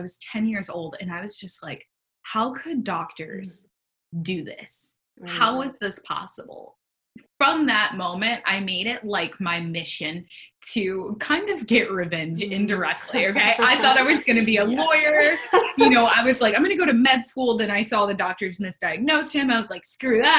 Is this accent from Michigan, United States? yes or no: yes; Rochester, Michigan, United States; now in Sarasota, United States; I'm from Rochester, Michigan. I currently live in Sarasota, Florida, but like I'm ready to go back to the Midwest